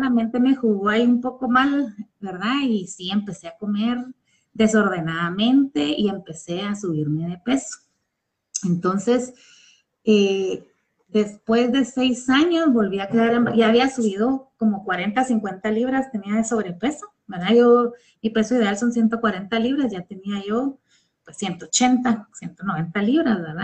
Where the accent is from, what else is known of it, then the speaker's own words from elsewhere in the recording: Guatemala; soy guatemalteca y resido en Guatemala